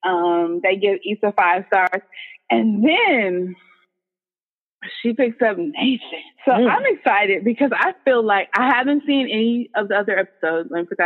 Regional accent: Los Angeles, California, United States; Shout out to LA. Yeah. LA. Shout out to my hometown.

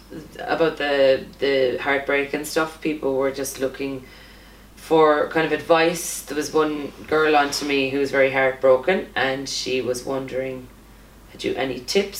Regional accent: Ireland; A lot of us Irish girls

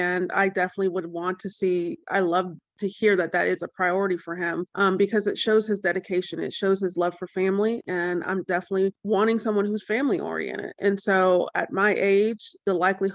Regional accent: Northeast Ohio, United States; I am from Northeast Ohio.

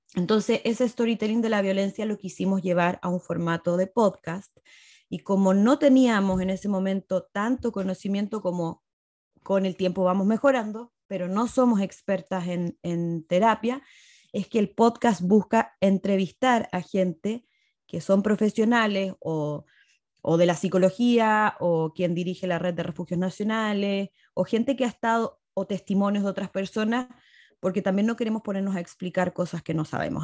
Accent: Chile; moved away as an adult; now in Mexico; yo soy chilena. Vivo hace siete años y medio en México

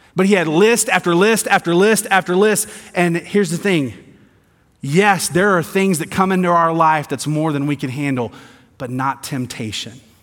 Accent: the South, United States; moved away; I'm from the South, grew up in the South

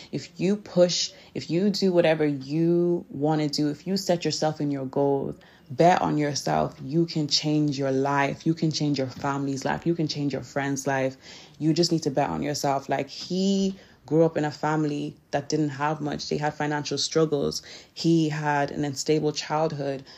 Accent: Nigeria; I'm Nigerian, so my English is a bit, you know, shaky

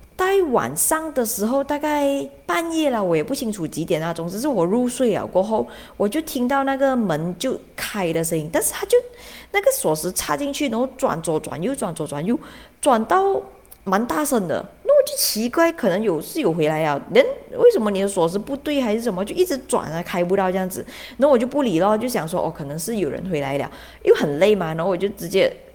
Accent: Malaysia; 我是马来西亚来的

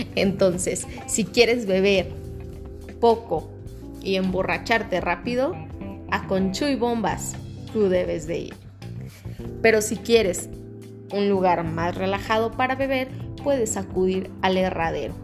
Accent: Calvillo, Aguascalientes, Mexico; yo soy originaria de Calvillo, Aguascalientes, Calvillo Pueblo Mágico

